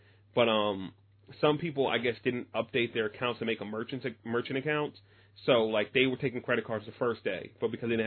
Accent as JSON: {"language": "English", "country": "United States", "said": "as an American"}